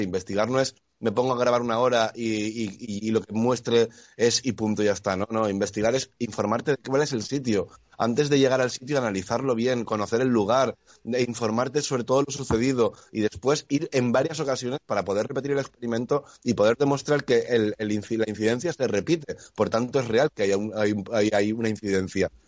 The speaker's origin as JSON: {"language": "Spanish", "country": "Spain", "tie": "born or raised there", "said": "en mi pueblo, Esteban, eh, aquí en España"}